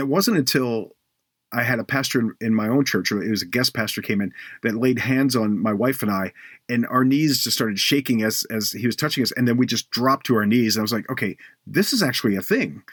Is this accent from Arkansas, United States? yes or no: no; Baltimore, Maryland, United States; moved away; also born or lived in Cleveland; I, I grew up in Baltimore